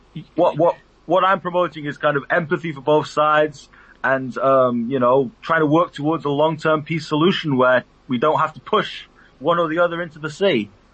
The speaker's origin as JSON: {"language": "English", "country": "United Kingdom", "said": "I'm a British Palestinian my father was born in the West Bank"}